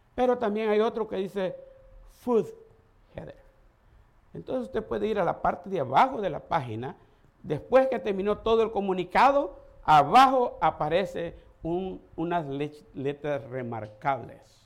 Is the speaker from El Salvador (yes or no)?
yes; El Salvador; moved away; Nosotros le decimos pacha en El Salvador